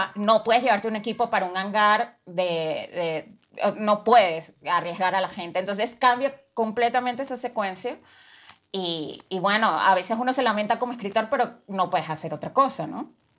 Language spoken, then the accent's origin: Spanish; Venezuela; soy de Venezuela